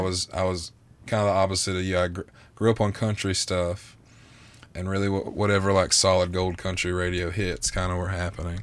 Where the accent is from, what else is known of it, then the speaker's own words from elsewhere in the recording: the South, United States; I'm from the South